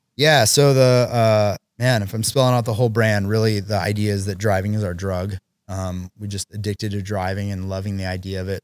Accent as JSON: {"language": "English", "region": "Oregon", "country": "United States", "tie": "born or raised there", "said": "my buddy Chris and I, who we grew up together in Oregon"}